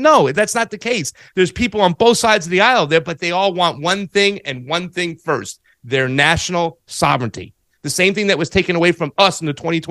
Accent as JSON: {"language": "English", "country": "United States", "said": "I'm American"}